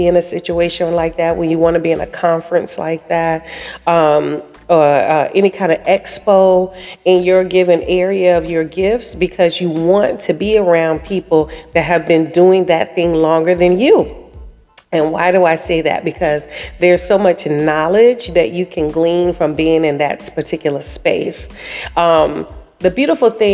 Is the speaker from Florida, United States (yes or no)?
yes; Daytona Beach, Florida, United States; moved away; my hometown of Daytona Beach, Florida